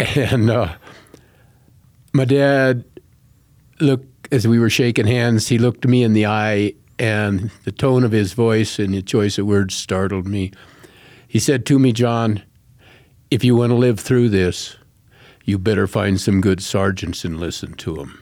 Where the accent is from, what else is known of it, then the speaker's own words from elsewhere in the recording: Colorado Springs, Colorado, United States; Right here in Colorado Springs